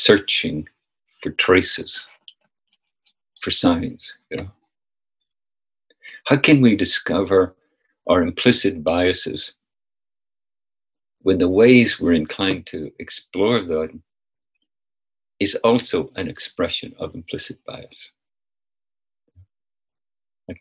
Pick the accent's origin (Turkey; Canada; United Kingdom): United Kingdom; Northern Ireland; moved away as an adult; also born or lived in San Francisco; now in United States; my upbringing in Northern Ireland